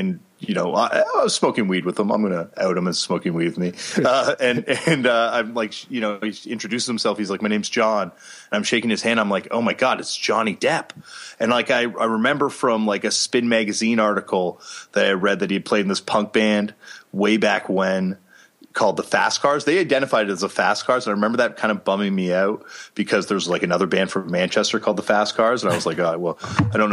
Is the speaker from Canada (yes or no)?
yes; Toronto, Ontario, Canada; growing up in Toronto, Canada, I was like, you know, really privileged